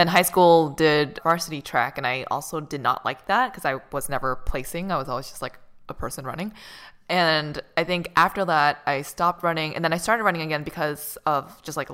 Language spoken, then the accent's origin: English; Boston, Massachusetts, United States; moved away; also born or lived in Santa Monica; I'm from Boston